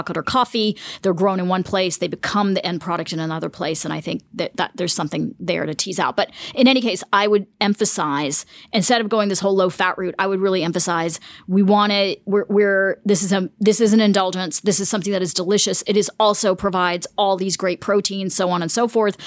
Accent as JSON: {"language": "English", "region": "the South", "country": "United States", "tie": "born or raised there", "also_born_or_lived": "Germany / Punjab, India", "said": "I grew up in the United States"}